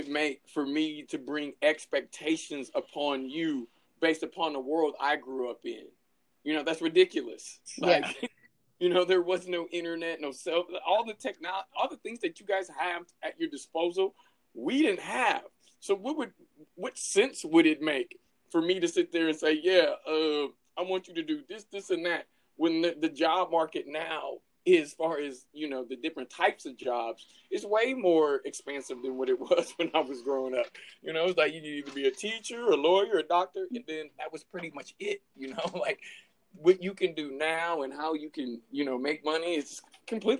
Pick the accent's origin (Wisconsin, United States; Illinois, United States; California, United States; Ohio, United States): California, United States; I'm from California